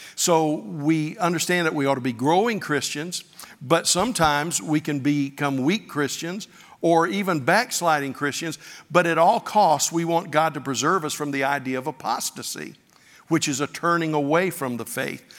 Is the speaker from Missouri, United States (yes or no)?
no; Pensacola Beach, Florida, United States; I grew up on Pensacola Beach